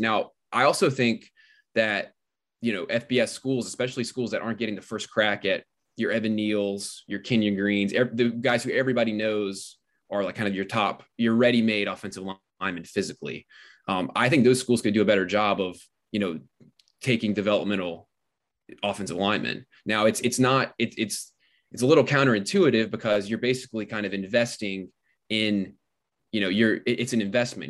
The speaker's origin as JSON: {"language": "English", "region": "South Carolina", "country": "United States", "tie": "born or raised there", "said": "My home state"}